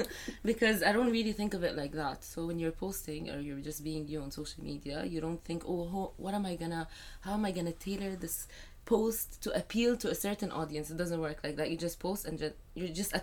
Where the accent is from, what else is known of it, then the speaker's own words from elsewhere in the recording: Saudi Arabia; But because I was raised in Saudi, I do have, like, my followers are from Saudi and Egypt and UAE mostly.